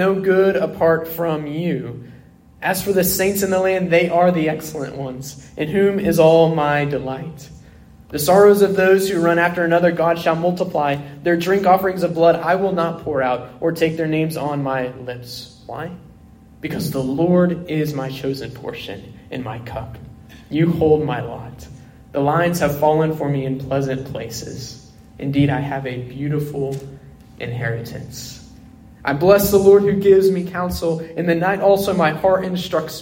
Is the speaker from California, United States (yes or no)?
no; Oklahoma City, Oklahoma, United States; I grew up in South Oklahoma City